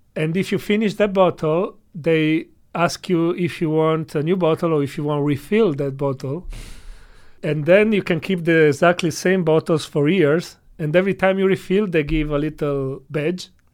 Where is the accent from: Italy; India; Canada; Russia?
Italy; English is a second language; now in China; I come from Italy